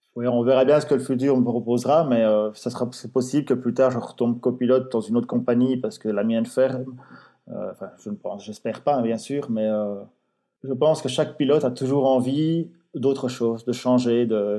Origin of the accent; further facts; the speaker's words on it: Belgium; je suis belge